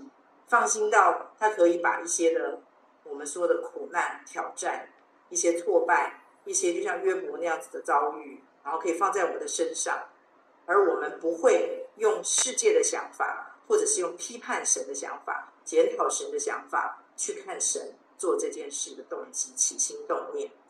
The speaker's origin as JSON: {"language": "Chinese", "country": "China", "said": "我们中国人也会说“患难见真情”嘛"}